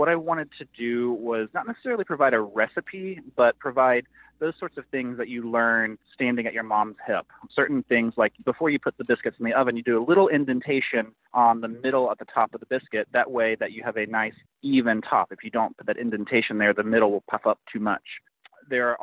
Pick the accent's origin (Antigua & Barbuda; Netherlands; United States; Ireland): United States; Mississippi Gulf Coast; I grew up on the Mississippi Gulf Coast in Gaucher on a bayou